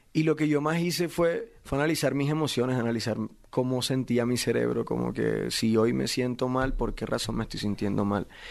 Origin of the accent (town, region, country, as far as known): Barranquilla, Atlántico, Colombia